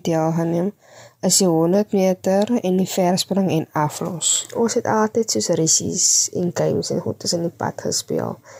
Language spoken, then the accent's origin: Afrikaans; Atlantis, Western Cape, South Africa; ek kom van Atlantis af.